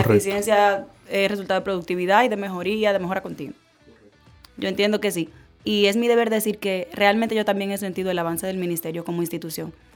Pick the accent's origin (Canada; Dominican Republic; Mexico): Dominican Republic; como ciudadana dominicano